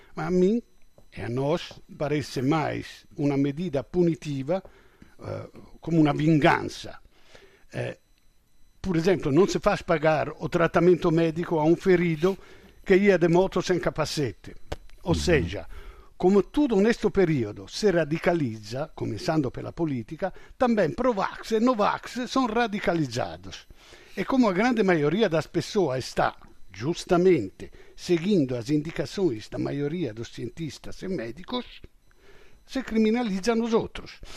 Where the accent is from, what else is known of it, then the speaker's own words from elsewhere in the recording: Italy; eu sou europeu, sou italiano, europeu, na NATO